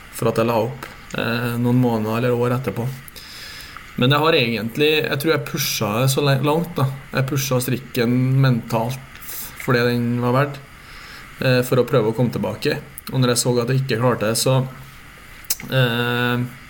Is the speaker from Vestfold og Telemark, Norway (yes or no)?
no; near the Swedish border, Trøndelag, Norway; also born or lived in Meråker; i Trøndelag, der jeg kommer fra. Så det, det er jo der jeg er oppvokst